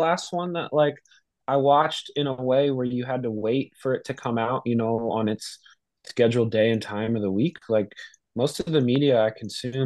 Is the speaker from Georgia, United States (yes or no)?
no; New Jersey, United States; growing up, you know, in New Jersey